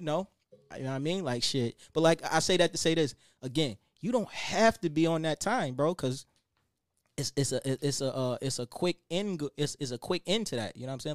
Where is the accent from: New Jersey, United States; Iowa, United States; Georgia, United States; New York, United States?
New York, United States; Buffalo; I came from Buffalo, New York, but we ain't had shit